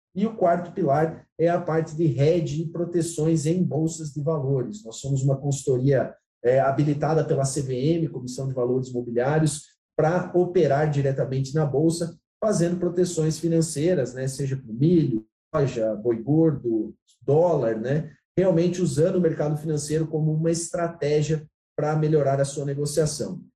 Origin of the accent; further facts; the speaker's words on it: Xanxerê, Santa Catarina, Brazil; moved away as an adult; also born or lived in Abdon Batista, Santa Catarina / Goiás; now in Goiânia, Brazil; Eu sou de Abidão Batista, Morei a vida toda em Xanxerê